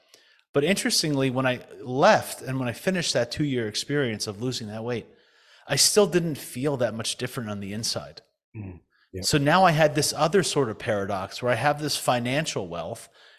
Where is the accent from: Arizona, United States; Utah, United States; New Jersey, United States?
New Jersey, United States; But essentially, you know, I was raised in the United States, in New Jersey mostly.